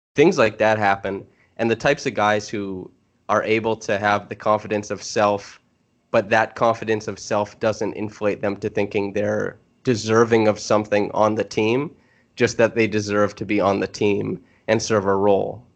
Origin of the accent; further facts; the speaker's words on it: Canada; moved away; I'm from Canada.